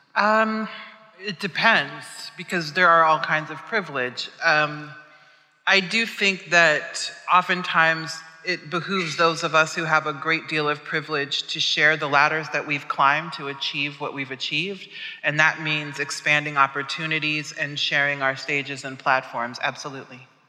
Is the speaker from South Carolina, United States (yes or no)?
no; Omaha, Nebraska, United States; I'm from Omaha, Nebraska, which is a very rural place in the middle of the United States, and we were the only black family in the neighborhood growing up